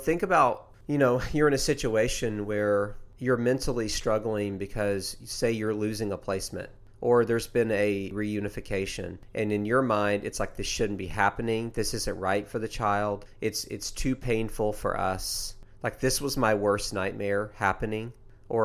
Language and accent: English; Tennessee, United States; I've done it since I was a kid. I grew up in East Tennessee.